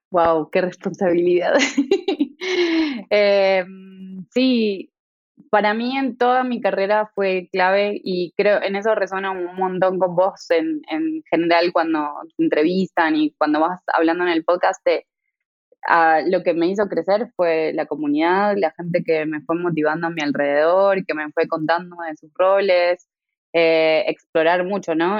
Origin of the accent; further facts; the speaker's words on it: Buenos Aires, Argentina; also born or lived in Tucumán, Argentina; Yo crecí en Buenos Aires la mayor parte de mi carrera, de, de mi infancia en realidad, de mi niñez y adolescencia